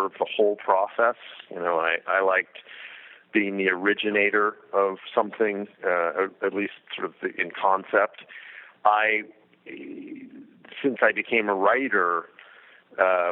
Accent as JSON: {"language": "English", "town": "Los Angeles", "region": "California", "country": "United States", "tie": "born or raised there", "said": "I grew up in Los Angeles, and my family was in the music end of the business"}